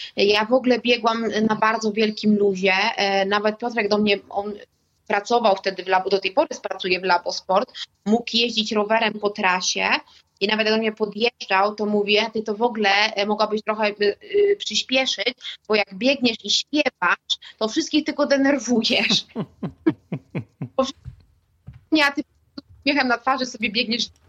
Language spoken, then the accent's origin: Polish; Warmian-Masurian Voivodeship, Poland; pochodzę z Mazur